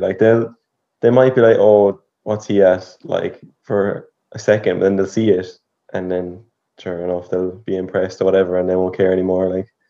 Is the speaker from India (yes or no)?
no; County Clare, Munster, Ireland; I'm 20, and also from Clare.